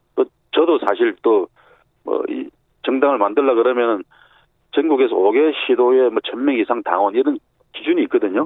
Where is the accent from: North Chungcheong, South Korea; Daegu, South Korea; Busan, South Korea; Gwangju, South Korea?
Busan, South Korea; moved away; also born or lived in Seoul; 제 고향이 부산이니까